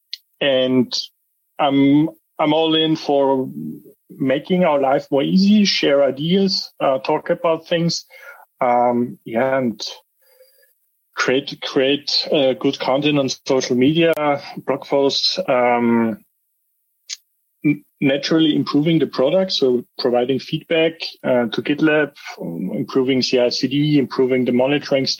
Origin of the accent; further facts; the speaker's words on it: Austria; moved away as an adult; now in Nuremberg, Germany; I'm originally from Austria. I moved to Germany 8 years ago, roundabout. So I'm living in the Nuremberg area